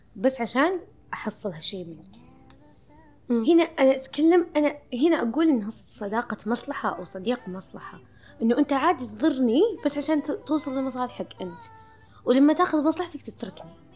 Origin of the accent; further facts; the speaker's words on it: Saudi Arabia; عندنا في السعودية